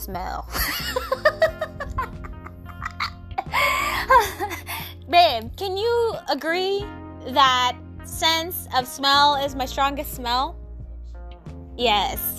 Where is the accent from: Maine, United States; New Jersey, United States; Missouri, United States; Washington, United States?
Washington, United States; Born and raised in Washington